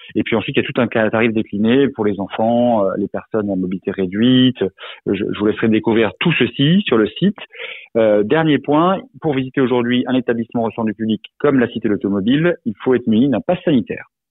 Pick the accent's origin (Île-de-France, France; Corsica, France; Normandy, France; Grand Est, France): Grand Est, France; Alsace; je suis alsacien d'origine